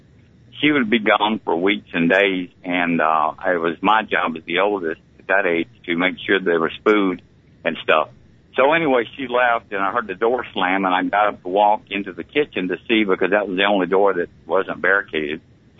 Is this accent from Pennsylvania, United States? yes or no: no; Montgomery, Alabama, United States; Well, I was born at Maxwell Field Air Force Base in Montgomery, Alabama, on August 18th, 1948, and I grew up around the Montgomery area